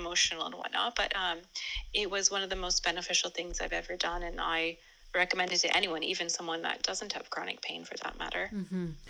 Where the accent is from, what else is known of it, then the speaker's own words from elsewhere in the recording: California, United States; now in England; I'm originally from California, but now I reside in England